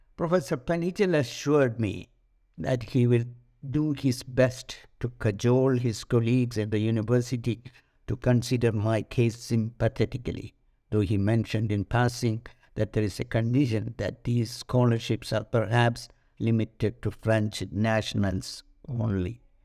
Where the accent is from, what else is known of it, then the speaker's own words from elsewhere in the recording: India; moved away as an adult; also born or lived in Paris, France; being an Indian national